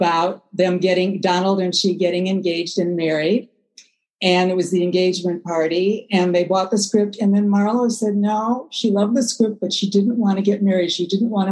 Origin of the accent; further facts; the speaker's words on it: Milwaukee, Wisconsin, United States; moved away; I'm from Milwaukee.